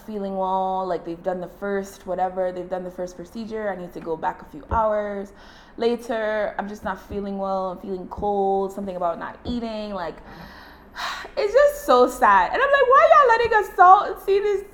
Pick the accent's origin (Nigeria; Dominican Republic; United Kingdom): Nigeria; as a Nigerian